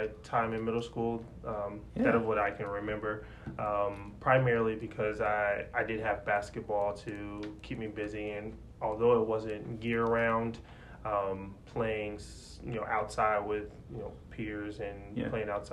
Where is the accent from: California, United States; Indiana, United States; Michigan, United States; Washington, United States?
Indiana, United States; Indianapolis; moved away as an adult; also born or lived in Cincinnati, Ohio; I'm originally from Indianapolis.